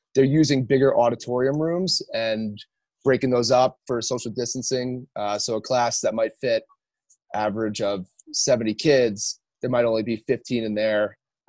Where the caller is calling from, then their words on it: Park City, Utah, United States; I'm up in Park City, Utah.